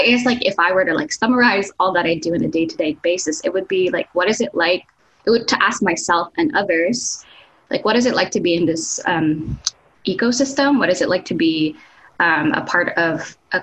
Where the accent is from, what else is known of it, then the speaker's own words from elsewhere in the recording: Los Baños, Calabarzon, Philippines; first language Tagalog; English is a second language; moved away as an adult; now in United States; I grew up in a town called Las Bañas, Laguna, and Laguna is south from Manila